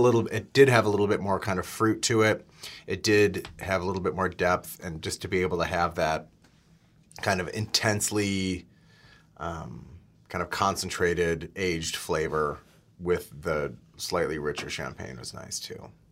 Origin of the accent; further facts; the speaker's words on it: outside of Milwaukee, Wisconsin, United States; growing up outside of Milwaukee